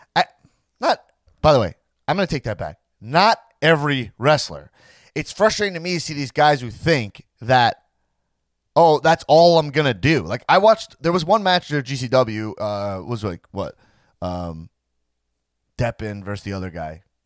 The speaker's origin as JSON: {"language": "English", "area": "Long Island", "region": "New York", "country": "United States", "said": "I'm a Long Island guy"}